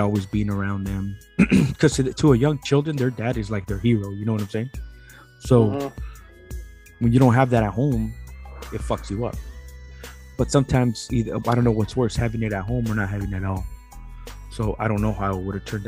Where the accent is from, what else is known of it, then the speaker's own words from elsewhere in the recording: San Diego, California, United States; I was born in San Diego, the 80s. Born at a UCSD.